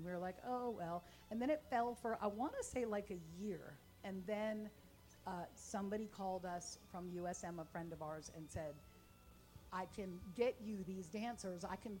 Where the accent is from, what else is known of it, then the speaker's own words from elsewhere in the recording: Los Angeles, California, United States; now in Hattiesburg, United States; I grew up in Los Angeles, like, on the Sunset